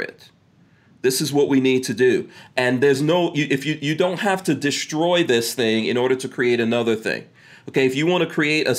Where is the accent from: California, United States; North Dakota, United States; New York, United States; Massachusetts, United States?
New York, United States; New York City; also born or lived in Caribbean; I grew up in New York City